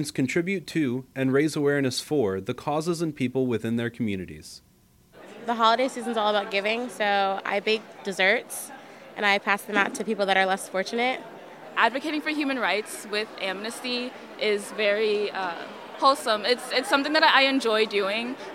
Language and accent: English; South Carolina, United States; I'm from South Carolina, so I try to go somewhere or find something that I can do before I like throw down on some food to give back to people who are less fortunate.